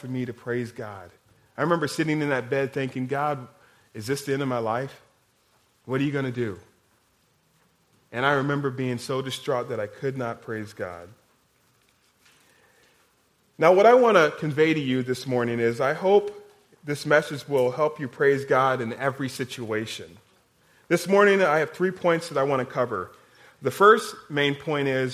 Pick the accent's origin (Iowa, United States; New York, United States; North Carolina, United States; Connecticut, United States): Iowa, United States; now in Kansas, United States; I'm from Iowa.